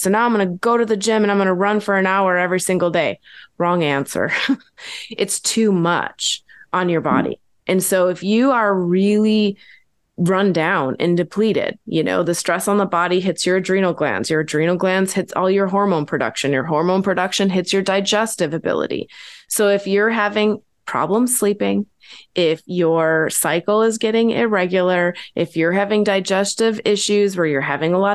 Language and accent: English; Midwest, United States; I'm born and raised in the Midwest.